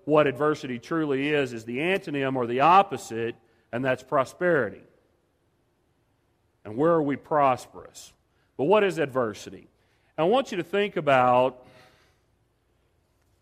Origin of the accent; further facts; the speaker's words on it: Dallas, Texas, United States; moved away as an adult; now in New Mexico, United States; I'm originally from Dallas